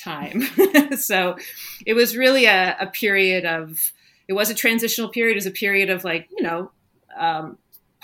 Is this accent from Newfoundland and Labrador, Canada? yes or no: no; Ottawa, Ontario, Canada; moved away; I grew up in Ottawa, Canada